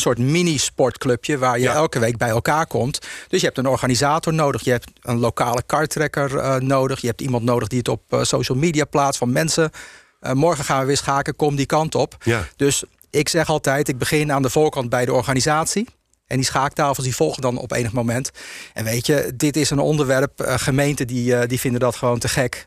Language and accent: Dutch; Zaanstreek, North Holland, Netherlands; ik ben ehm, eh, geboren in de Zaanstreek. En ik heb altijd veel in het Agatenpark gespeeld